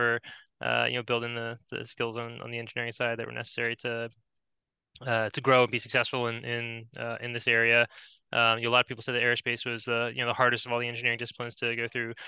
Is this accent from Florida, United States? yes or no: yes; Florida, United States; also born or lived in New York; So we grew up were born in New York and moved down to Florida when I think I was like 6 or something